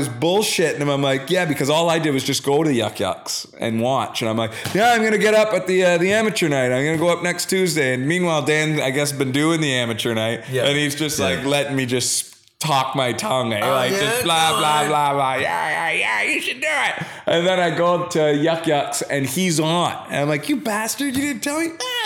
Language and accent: English; Sault Ste. Marie, Ontario, Canada; now in Toronto, Canada; Growing up in the Sioux